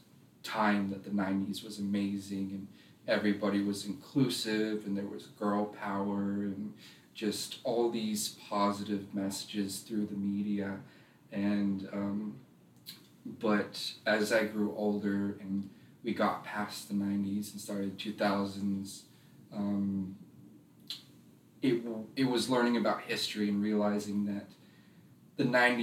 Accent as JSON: {"language": "English", "town": "Roswell", "region": "Georgia", "country": "United States", "tie": "born or raised there", "also_born_or_lived": "Asheville, North Carolina", "said": "I was born in North Carolina, Asheville. I lived there till I was about four, but I was mostly raised in Roswell, Georgia."}